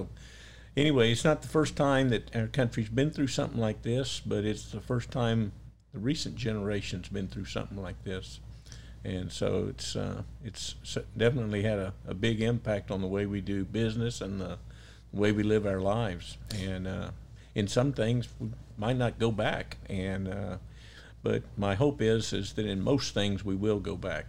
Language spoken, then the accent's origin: English; San Antonio, Texas, United States; moved away as an adult; also born or lived in Beeville, Texas; now in Rio Grande Valley, United States; As a kid growing up in San Antonio